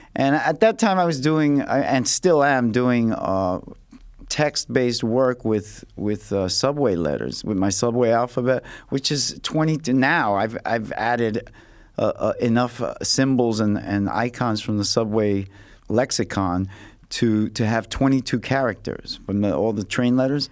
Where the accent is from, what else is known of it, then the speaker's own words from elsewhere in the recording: New York City, New York, United States; I came from the Lower East Side, and it was a little more ghetto there